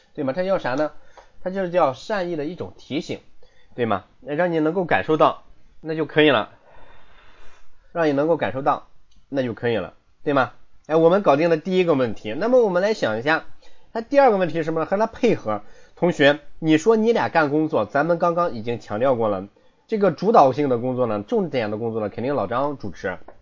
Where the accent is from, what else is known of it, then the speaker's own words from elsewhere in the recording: Shandong, China; 我不是温州人，我是山东人，我是山东人。所以说我这个普通话也不怎么标准